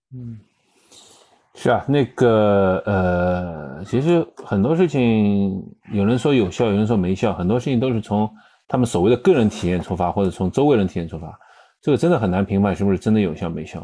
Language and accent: Chinese; China; 有些时候是因为我们中国人去不了